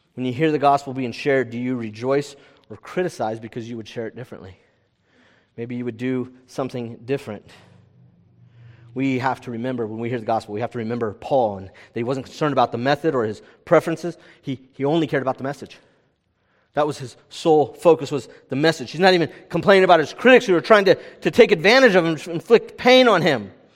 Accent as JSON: {"language": "English", "region": "California", "country": "United States", "said": "I'm from California"}